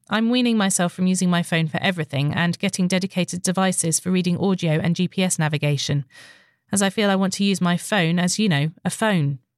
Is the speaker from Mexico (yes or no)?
no; Northern Ireland, United Kingdom; now in London, United Kingdom; I am a Northern Irish wench who lives in London and really enjoy the chat.